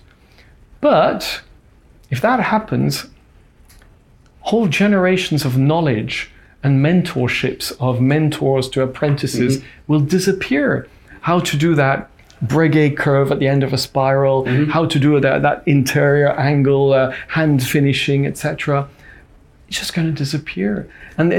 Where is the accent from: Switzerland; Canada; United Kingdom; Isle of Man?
Switzerland; my dad was Swiss, okay, and that I was brought up in Switzerland.